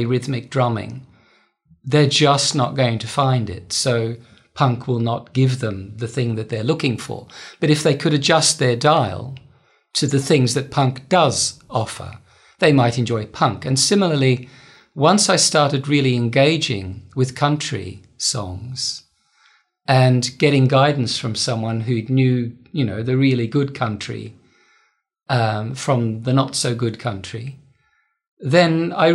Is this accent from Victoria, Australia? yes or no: yes; Melbourne, Victoria, Australia; also born or lived in Netherlands; where I grew up wasn't so much rural, it was the outer suburbs.